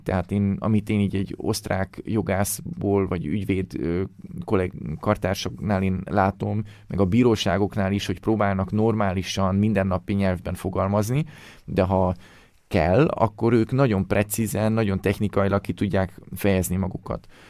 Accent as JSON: {"language": "Hungarian", "country": "Hungary"}